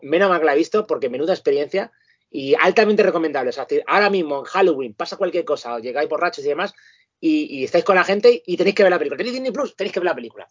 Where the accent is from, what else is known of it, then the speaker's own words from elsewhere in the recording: Madrid, Community of Madrid, Spain; now in Parla, Spain; los que somos de Carabanchel Alto, para nosotros es normal. Ahora mismo que yo estoy en Parlin